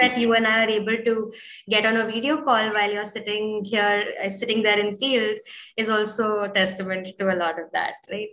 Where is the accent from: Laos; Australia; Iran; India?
India; being born and brought up in India